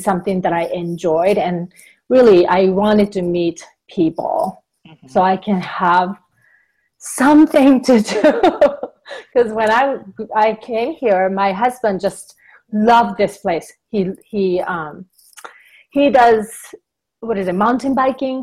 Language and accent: English; Japan; also born or lived in Southern California; now in Western Colorado, United States; I'm originally from Japan